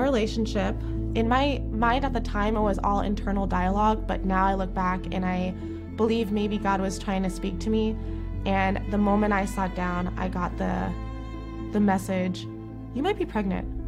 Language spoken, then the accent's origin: English; Jacksonville, Florida, United States; moved away as an adult; now in Chicago, United States; I am from Jacksonville, Florida